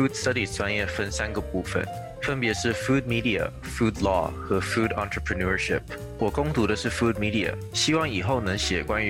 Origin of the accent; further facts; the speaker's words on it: Shanghai, China; moved away as an adult; also born or lived in California, United States; now in New York, United States; 我出生于美国加州，由于家里工作原因，从小学开始就在上海的上海中学国际部读书。高中毕业后来到纽约，在 Parsons 学院隶属的 New School 读英文写作和文学专业。